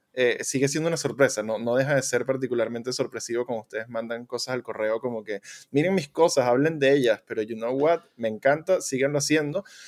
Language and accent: Spanish; Venezuela; moved away; venimos de Venezuela comunista